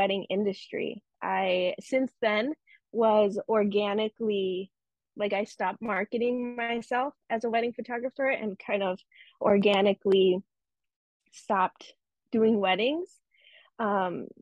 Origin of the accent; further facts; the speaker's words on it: Chicago, Illinois, United States; I was born here in the United States, in the suburbs of Chicago, and I grew up in the suburbs of Chicago in predominantly white neighborhoods, white suburbs